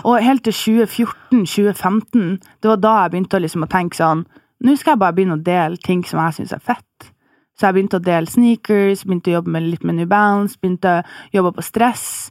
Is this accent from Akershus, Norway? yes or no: no; Bodø, Nordland, Norway; now in Oslo, Norway; jeg bor i Oslo, eh, og opprinnelig fra Bodø